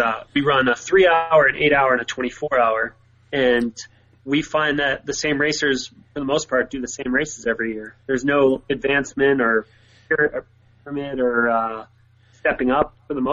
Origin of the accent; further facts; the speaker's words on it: New York, United States; I grew up in New York